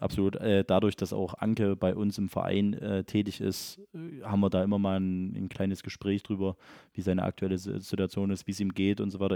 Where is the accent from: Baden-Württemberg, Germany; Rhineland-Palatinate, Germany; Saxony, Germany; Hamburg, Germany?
Saxony, Germany; Elsterberg; das ist ja auch mein Heimatort tatsächlich